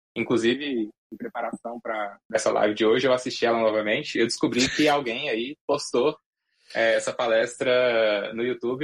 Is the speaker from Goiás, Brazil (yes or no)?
yes; Goiás, Brazil; em Goiás, eu cresci, cresci em Goiás